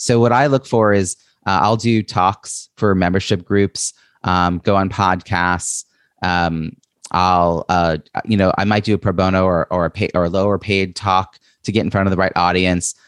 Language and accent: English; New York, United States; I'm from New York